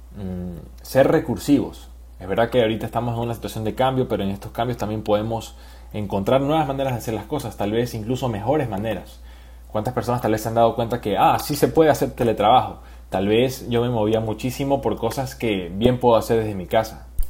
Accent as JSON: {"language": "Spanish", "country": "Ecuador", "said": "como ciudadanos ecuatorianos"}